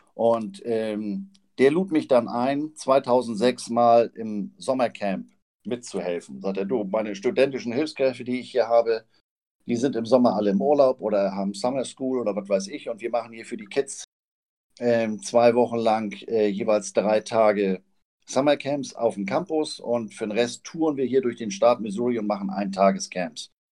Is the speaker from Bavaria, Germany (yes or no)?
no; Flensburg, Schleswig-Holstein, Germany; now in Hamburg, Germany; gebürtiger Flensburger, lebe in Hamburg